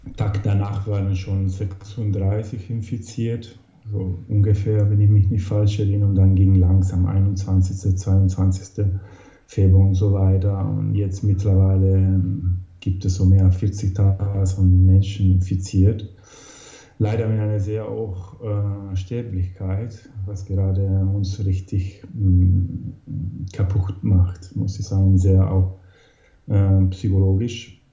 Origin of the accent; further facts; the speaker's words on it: Italy; moved away; also born or lived in Hamburg, Germany; bin ursprünglich aus Italien damals gekommen und bin dann wieder zurückgekommen